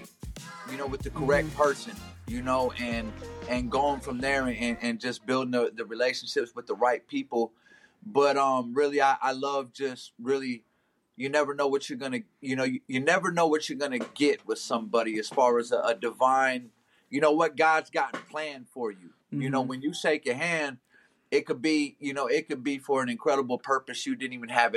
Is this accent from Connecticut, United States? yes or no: no; Omaha, Nebraska, United States; I'm from Omaha, Nebraska